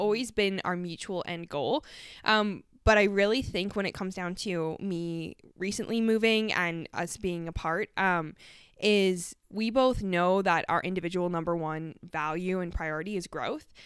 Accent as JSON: {"language": "English", "country": "Canada", "moved": "yes", "said": "I'm from Canada"}